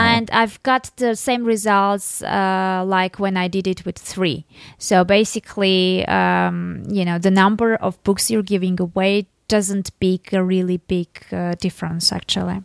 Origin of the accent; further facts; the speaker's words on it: Armenia; I'm from Armenia. I'm, I'm living in Armenia